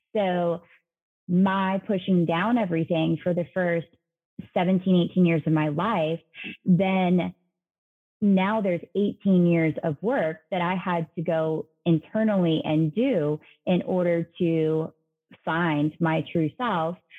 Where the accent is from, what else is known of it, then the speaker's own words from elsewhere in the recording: Savannah, Georgia, United States; Savannah, um, which is where I'm originally from